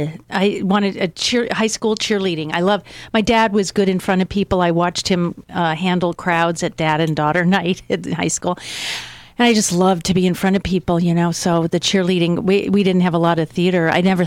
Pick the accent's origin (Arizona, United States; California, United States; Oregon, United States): Arizona, United States; also born or lived in New York; My mom's from Chicago, Midwest, meatloaf kind of stuff. But I grew up in Arizona in the 50s. There was no one there. It was very dry.